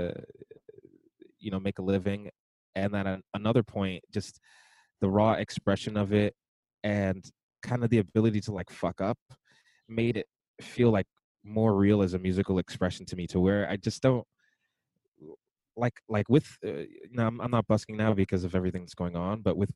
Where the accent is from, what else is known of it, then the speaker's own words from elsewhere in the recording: New York City, New York, United States; I'm from Brooklyn